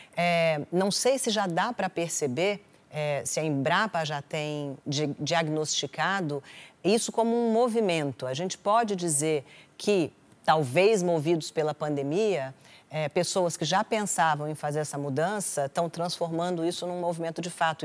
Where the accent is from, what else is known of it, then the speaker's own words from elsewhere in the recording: Brasília, Federal District, Brazil; Eu sou de Brasília